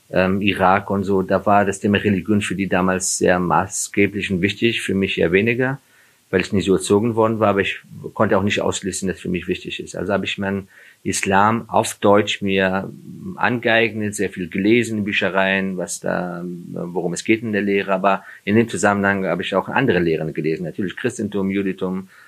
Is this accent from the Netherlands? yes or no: no; Afghanistan; ich habe ja jahrelang mich dafür geschämt, dass ich Flüchtling bin und ich komme, dass ich auch aus Afghanistan komme.